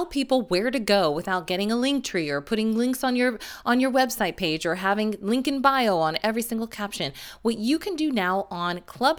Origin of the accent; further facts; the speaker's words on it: Las Vegas, Nevada, United States; If you need a getaway, I am always a fan of my hometown of Las Vegas.